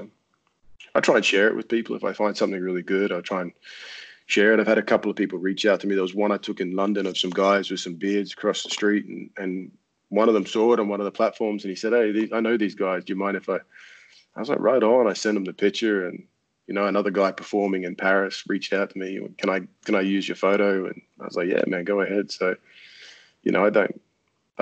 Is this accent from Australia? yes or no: yes; Australia; now in France; I'm Australian